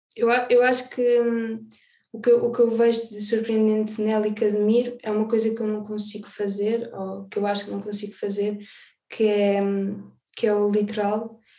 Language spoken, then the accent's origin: Portuguese; Alentejo, Portugal; also born or lived in Azores; now in Lisbon, Portugal; Nasci nos Açores, cresci no Alentejo, e agora vivo em Lisboa